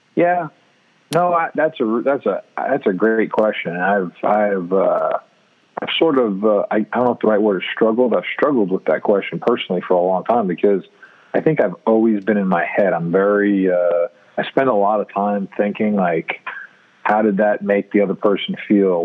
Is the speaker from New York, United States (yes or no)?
yes; New York City, New York, United States; now in Columbia, United States; I grew up in New York City